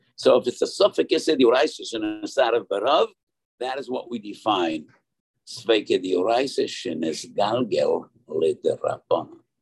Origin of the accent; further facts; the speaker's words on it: New York, United States; I was born in the East Side, and we were neighbors with the Moshe Feinstein